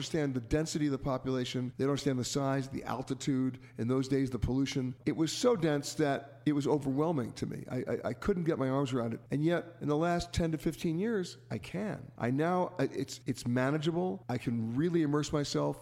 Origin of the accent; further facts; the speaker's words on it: New York City, New York, United States; I grew up in Manhattan